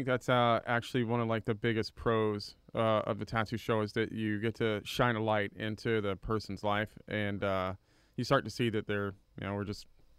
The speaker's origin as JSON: {"language": "English", "region": "California", "country": "United States", "tie": "born or raised there", "also_born_or_lived": "Miami, Florida", "lives_now": "College Station, United States", "said": "Well, currently live in College Station, but we moved around a lot, so I spent a lot of time in California and then kind of Southern Florida, Miami area."}